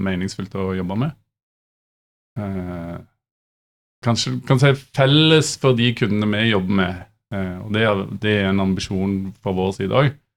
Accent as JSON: {"language": "Norwegian", "town": "Stavanger", "region": "Rogaland", "country": "Norway", "said": "jeg er fra Vestlandet eller Stavanger"}